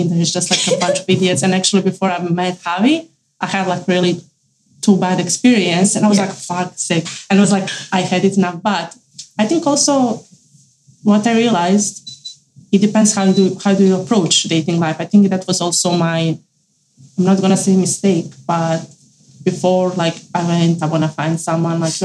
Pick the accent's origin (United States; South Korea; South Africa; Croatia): Croatia; moved away as an adult; now in Vancouver, Canada; I'm from Croatia. Mm-hmm. I moved here like 4.5 years ago.